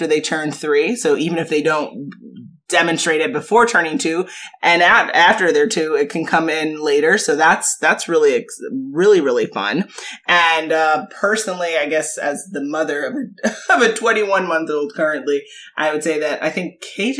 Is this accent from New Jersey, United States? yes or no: no; New York, United States; we're from New York